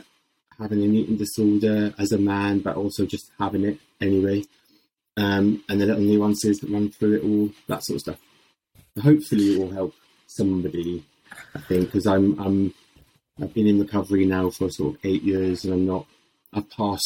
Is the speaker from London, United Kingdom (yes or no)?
no; Swansea, Wales, United Kingdom; I'm from Swansea originally, so I know the phrase, what's the crack?